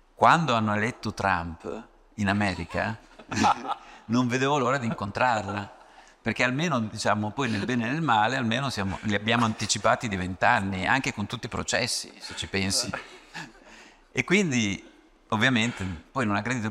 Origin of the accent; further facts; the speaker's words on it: Ravenna, Emilia-Romagna, Italy; da buon romagnolo, vengo da Ravenna